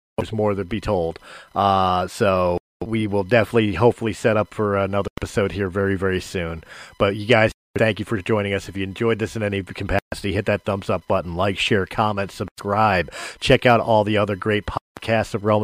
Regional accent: Philadelphia, Pennsylvania, United States; I came from South Philly, and I got to work all the way to Colorado

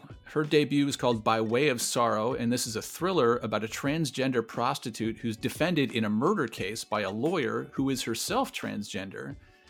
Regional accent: Midwest, United States; born there; now in California, United States; And I might live in California now. I was born in the Midwest.

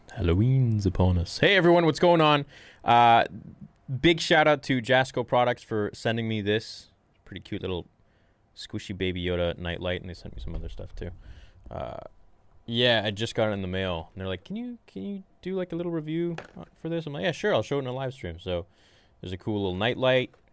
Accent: Canada; I'm Canadian

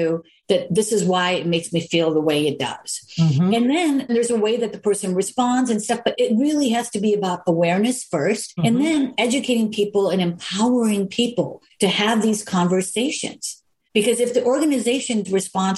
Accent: Chicago, Illinois, United States; I'm from here. I'm from Chicago.

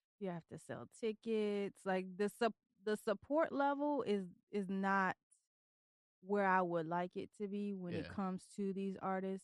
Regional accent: Tennessee, United States; also born or lived in Detroit, Michigan; now in Virginia Beach, United States; I'm originally from Detroit. And I was raised in Tennessee

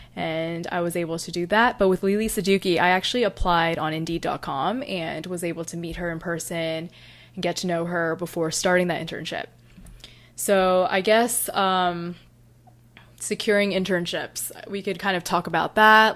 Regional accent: North Carolina, United States; I'm from North Carolina

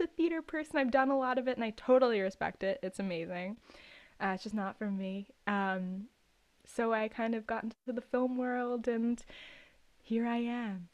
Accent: New York City, New York, United States; I was born and raised in New York City

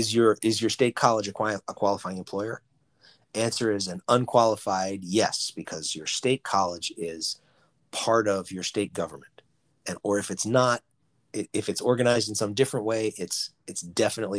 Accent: Boston, Massachusetts, United States; I'm from Boston, we call them parochial schools up here

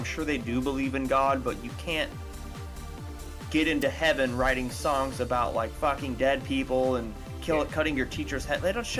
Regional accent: Texas, United States; I'm fucking from Texas and I'm brown

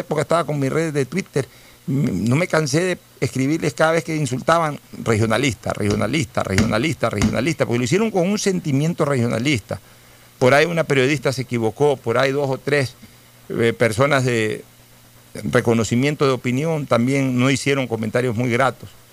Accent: Guayaquil, Guayas, Ecuador; somos orgullosamente guayaquileños, por eso nos sentimos orgullosamente guayaquileños

